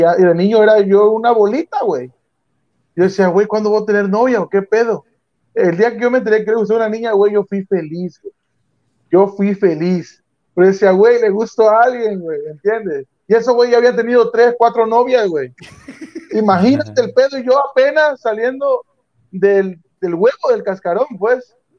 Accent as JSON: {"language": "Spanish", "town": "Frontera", "region": "Tabasco", "country": "Mexico", "said": "yo soy de Frontera Centla"}